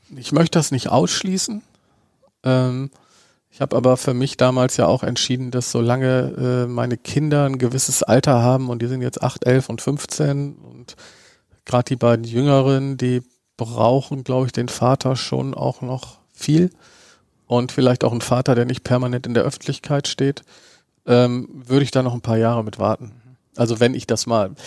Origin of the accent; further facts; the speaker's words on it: Bremen, Germany; einen gebürtigen Bremer wie mich